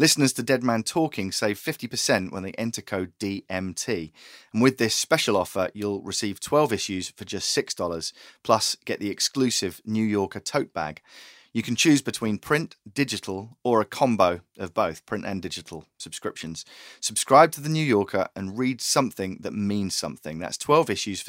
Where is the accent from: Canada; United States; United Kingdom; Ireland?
United Kingdom; I'm the British journalist